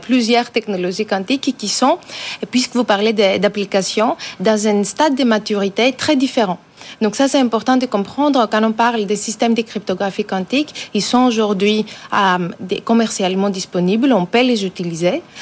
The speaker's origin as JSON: {"language": "French", "country": "France", "said": "en tant que Français, en tant qu'Européens"}